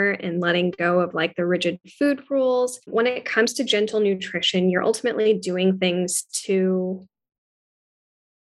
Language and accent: English; Pakistan; I'm Pakistani, and the base of all of our foods is onion, garlic, and tomatoes